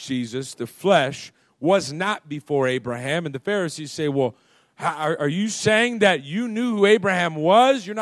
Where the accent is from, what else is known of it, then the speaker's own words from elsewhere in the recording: United States; As American people